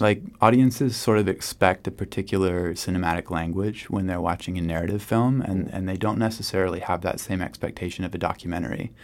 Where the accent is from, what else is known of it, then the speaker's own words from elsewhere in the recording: United States; As an American